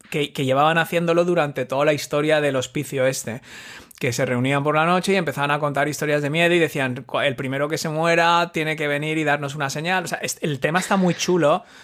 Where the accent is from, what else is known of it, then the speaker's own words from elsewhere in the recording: Asturias, Spain; Claro, somos asturianos.